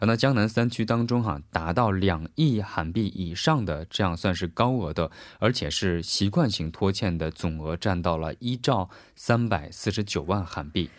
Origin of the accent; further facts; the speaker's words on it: South Korea; 我们韩国人